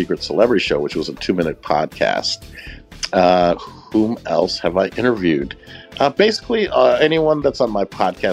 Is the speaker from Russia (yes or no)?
no; Chicago, Illinois, United States; I'm originally from Chicago, where we don't got an accent